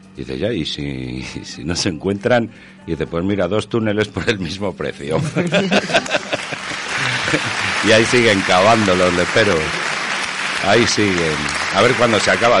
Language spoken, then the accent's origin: Spanish; Castile and León, Spain; yo también que soy de Castilla y León